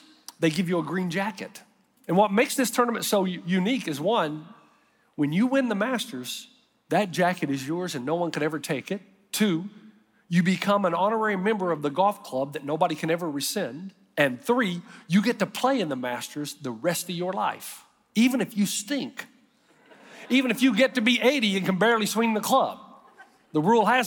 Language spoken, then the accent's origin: English; East Tennessee, United States; I grew up in Eastside Christian Church in the sticks of East Tennessee